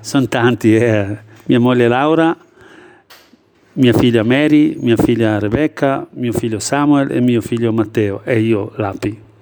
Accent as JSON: {"language": "Italian", "country": "Kosovo", "second_language": "Italian", "moved": "as an adult", "lives_now": "Italy", "said": "Vengo dalla ex Jugoslavia, che adesso è diventato Kosovo, e vivo in Italia da più di 33-34 anni"}